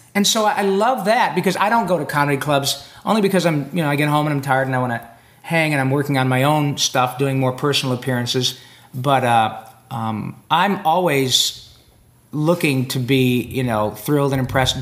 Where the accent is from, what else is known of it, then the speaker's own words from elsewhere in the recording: Detroit, Michigan, United States; my hometown, Detroit, Michigan